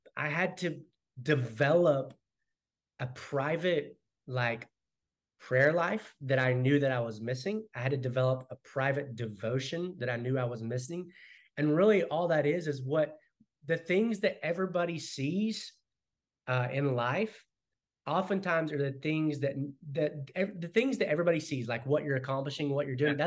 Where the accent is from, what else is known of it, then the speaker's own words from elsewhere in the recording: Arkansas, United States; also born or lived in North Carolina / Texas; now in Keller, United States; I'm originally from Arkansas